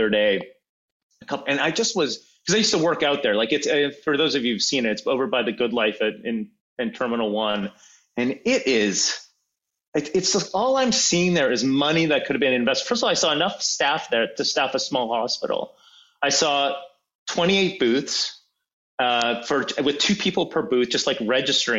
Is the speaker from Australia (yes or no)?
no; Canada; as a Canadian, as a taxpayer